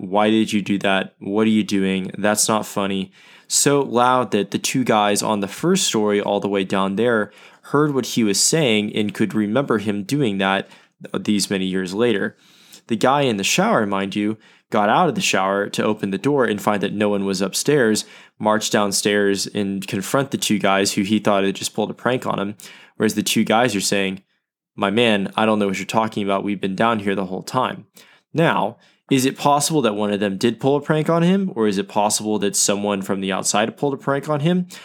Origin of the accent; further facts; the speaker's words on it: Oklahoma City, Oklahoma, United States; Oklahoma City, uh, my hometown